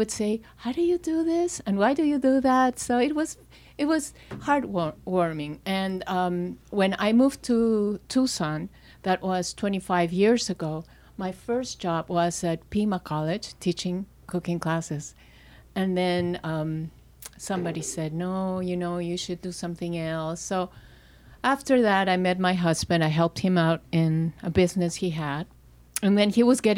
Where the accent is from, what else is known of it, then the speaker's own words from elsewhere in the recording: Lima, Peru; moved away as an adult; also born or lived in London; I grew up in Peru, in Lima